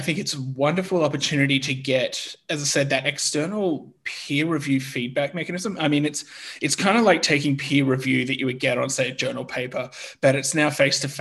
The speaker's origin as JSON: {"language": "English", "country": "Australia", "moved": "as an adult", "lives_now": "Germany", "said": "I'm originally from Australia, but I'm now currently living and working in Germany"}